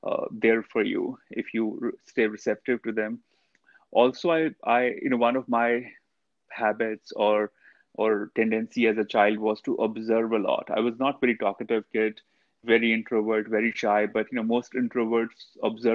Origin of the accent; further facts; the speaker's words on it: India; I grew up in India.